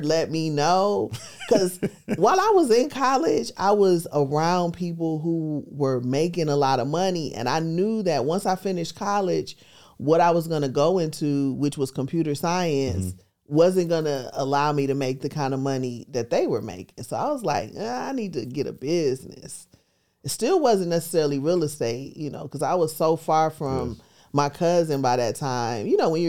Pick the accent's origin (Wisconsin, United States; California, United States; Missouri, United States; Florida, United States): Wisconsin, United States; Milwaukee; now in Atlanta, United States; I'm originally from Milwaukee, Wisconsin. Been in Atlanta for 30 years.